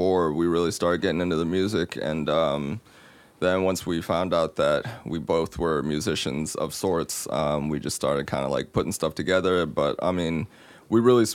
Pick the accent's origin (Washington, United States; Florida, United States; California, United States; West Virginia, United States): West Virginia, United States; Morgantown; I'm from Morgantown